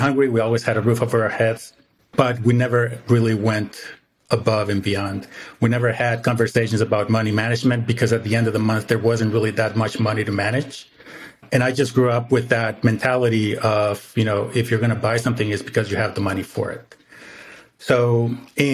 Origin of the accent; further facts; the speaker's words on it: Mexico; moved away as an adult; now in United States; I was born in the States, but I didn't grow up in the States, right? So I grew up in Mexico.